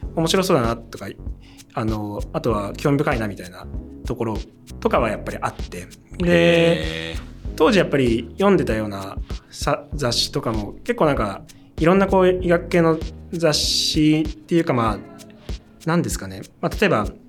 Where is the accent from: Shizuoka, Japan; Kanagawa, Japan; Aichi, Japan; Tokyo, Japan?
Shizuoka, Japan; Hamamatsu; 僕はあの、静岡の浜松です